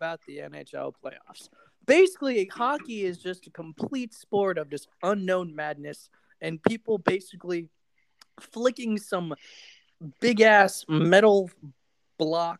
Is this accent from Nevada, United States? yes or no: yes; Las Vegas, Nevada, United States; moved away; I'm from Vegas and like I grew up a big Knights fan.